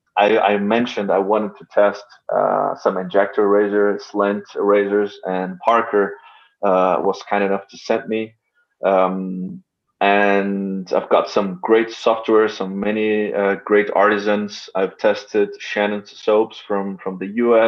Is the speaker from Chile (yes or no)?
no; São Paulo, Brazil; moved away; São Paulo, my hometown